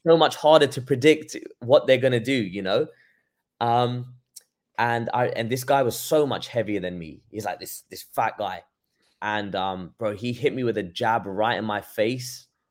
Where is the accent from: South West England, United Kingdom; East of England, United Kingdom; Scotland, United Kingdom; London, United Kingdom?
London, United Kingdom; moved away as an adult; now in Los Angeles, United States; I'm from London, born and raised there